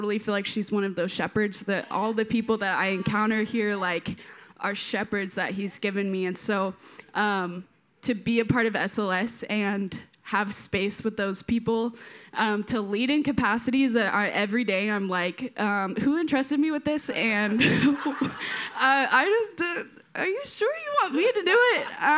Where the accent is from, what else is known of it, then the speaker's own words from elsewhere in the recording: Maryland, United States; moved away as an adult; now in Texas, United States; I'm from Maryland, so just a wee 1,500 miles away. I didn't know anyone in Texas